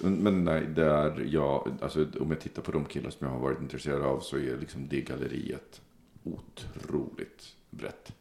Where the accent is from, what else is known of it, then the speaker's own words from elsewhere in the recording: Sweden; identitetsmässigt är jag svensk, så jag säger svensk.